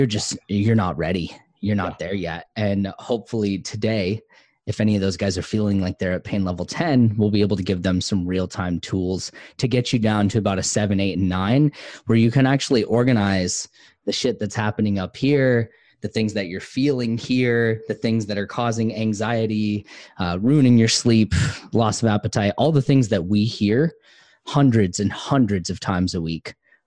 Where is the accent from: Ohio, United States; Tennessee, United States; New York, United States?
Tennessee, United States; So I used all kinds of weird lingo growing up in Tennessee on a farm and saying things like y'all and ain't and I reckon. And obviously the accent has gone.